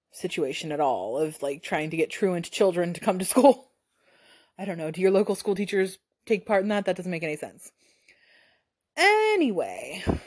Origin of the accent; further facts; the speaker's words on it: United States; as an American